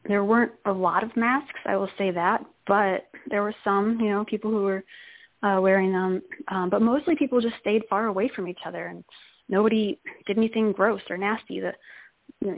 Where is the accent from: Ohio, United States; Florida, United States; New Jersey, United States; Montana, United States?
Ohio, United States; Dayton; my hometown, Dayton, Ohio